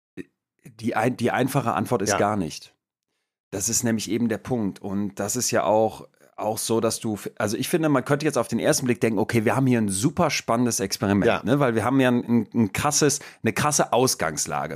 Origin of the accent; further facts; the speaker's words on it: Germany; als Deutscher